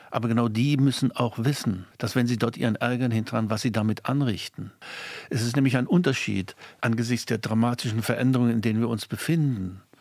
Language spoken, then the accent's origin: German; East Germany, Germany; Ich schäme mich als Ostdeutscher